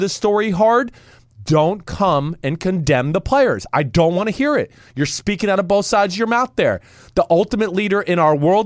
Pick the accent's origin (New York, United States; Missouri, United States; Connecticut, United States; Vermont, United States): Connecticut, United States; Old Greenwich; my hometown in Old Greenwich